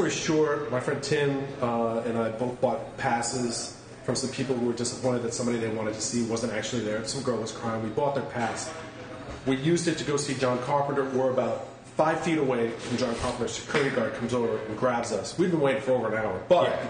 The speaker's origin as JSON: {"language": "English", "region": "California", "country": "United States", "said": "I said, I'm a guy from California. I flew in from California for this."}